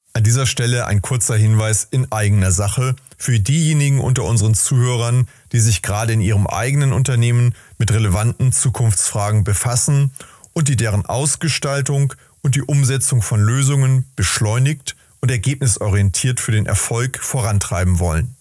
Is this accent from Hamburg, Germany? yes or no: yes; Hamburg, Germany; ich komme aus Hamburg